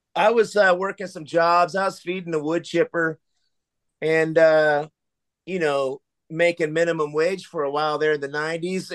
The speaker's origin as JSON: {"language": "English", "town": "Sacramento", "region": "California", "country": "United States", "tie": "born or raised there", "said": "where I grew up in South Sacramento was kind of the ghetto"}